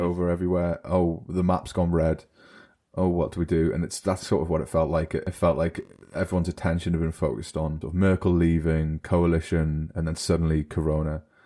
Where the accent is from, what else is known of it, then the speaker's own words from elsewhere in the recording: United Kingdom; now in Germany; I'm British